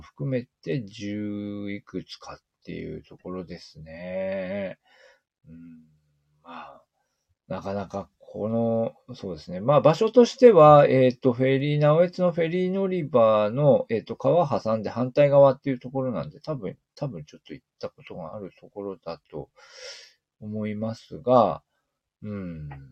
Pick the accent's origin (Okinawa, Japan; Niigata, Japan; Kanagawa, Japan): Niigata, Japan; 私たち新潟県民